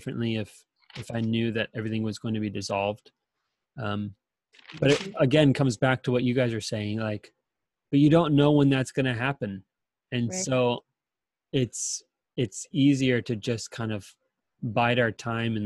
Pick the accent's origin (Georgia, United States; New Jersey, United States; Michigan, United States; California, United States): California, United States; San Diego; moved away; I'm originally from San Diego, and we have wildfires in California. And there were a couple times in high school and in college where wildfires were coming in from the east